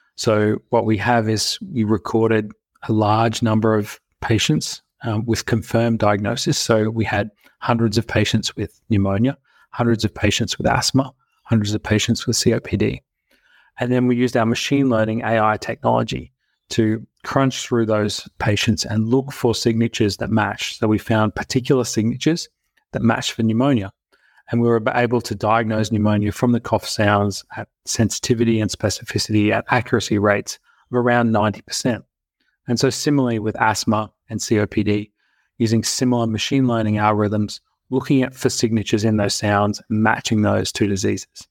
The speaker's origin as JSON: {"language": "English", "town": "Brisbane", "region": "Queensland", "country": "Australia", "tie": "born or raised there", "also_born_or_lived": "United States", "said": "I grew up here in Brisbane, Australia"}